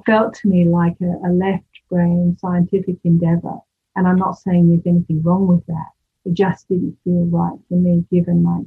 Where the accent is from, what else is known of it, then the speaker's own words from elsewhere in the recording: United Kingdom; moved away; the UK, which is my home country